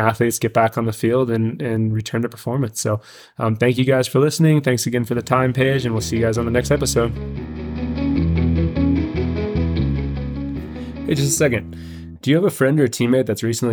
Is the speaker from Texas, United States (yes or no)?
yes; Dallas, Texas, United States; now in Milwaukee, United States; growing up in Dallas